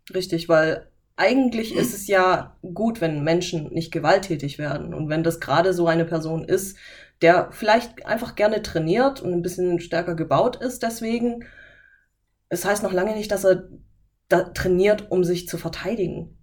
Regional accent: Böblingen, Baden-Württemberg, Germany; Aus Böbling aus dem Kreiskrankenhaus.

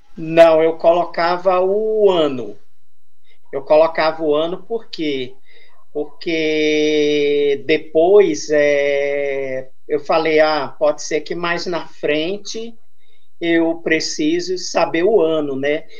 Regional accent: Santos, São Paulo, Brazil; Eu sou de Santos, litoral paulista

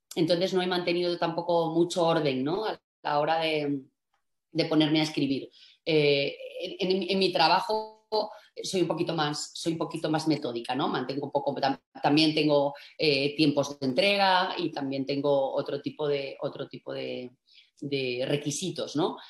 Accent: Asturias, Spain; also born or lived in Madrid; soy asturiana

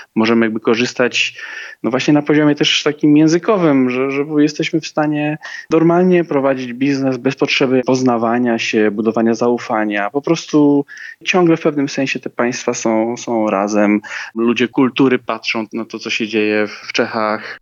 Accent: Slovakia; Polish is a second language; u nas, na Słowacji

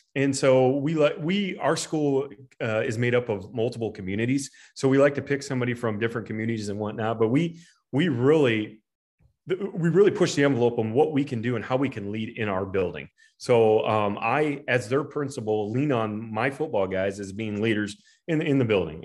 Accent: Preston, Iowa, United States; I'm from Preston

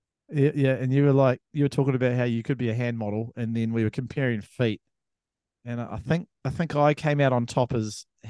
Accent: New Zealand; I'm a New Zealander as well.

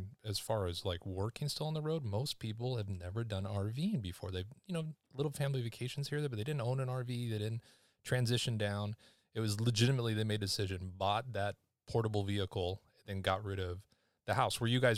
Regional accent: Seattle, Washington, United States; born there; Fun fact, I was born in Seattle.

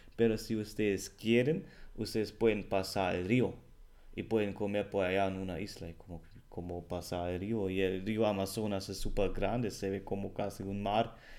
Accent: Germany; Spanish is a second language; el alemán

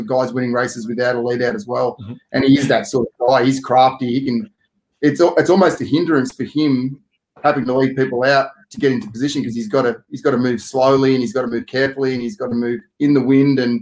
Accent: Australia; also born or lived in Italy; as an Aussie

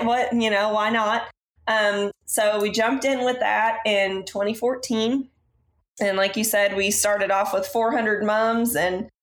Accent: Zanesville, Ohio, United States; I grew up in Zanesville, Ohio

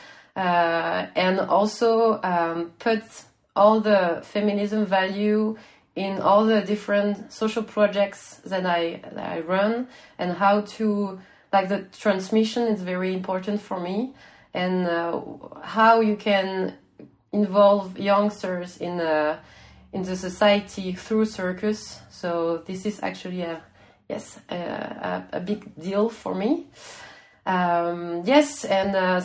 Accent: Switzerland; I come from Switzerland

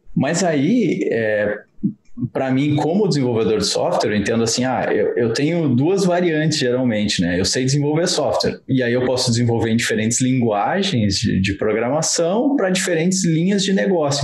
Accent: Rio Grande do Sul, Brazil; nós somos de uma cidade do interior do Rio Grande do Sul

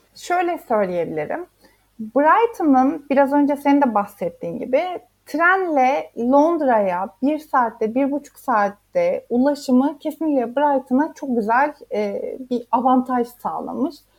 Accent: Isparta, Turkey; first language Turkish; moved away as an adult; also born or lived in Istanbul; now in Hove, United Kingdom; Ben Akdeniz'e küçüklüğümde Sparta'da büyüdüğüm için hep Akdeniz'e gittik

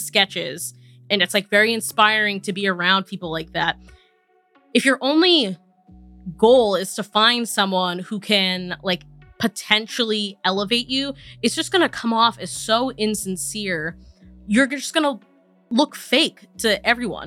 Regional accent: Massachusetts, United States; now in New York, United States; growing up in New England, especially in like Massachusetts

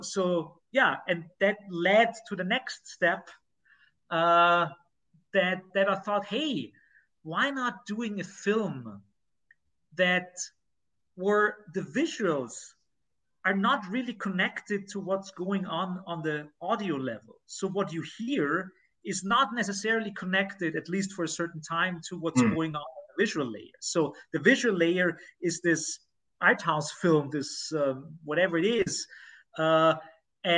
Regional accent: near the Rohrwald forest, Lower Austria, Austria; I grew up very close to it

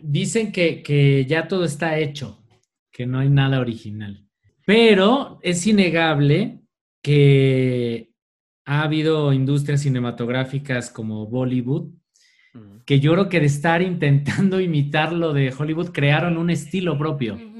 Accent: Mexico; nosotros como mexicanos y desde nuestras culturas precolombinas y ancestrales

